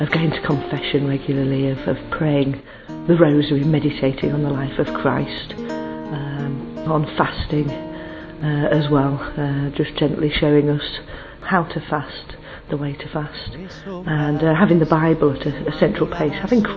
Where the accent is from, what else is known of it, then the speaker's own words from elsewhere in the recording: England, United Kingdom; from England.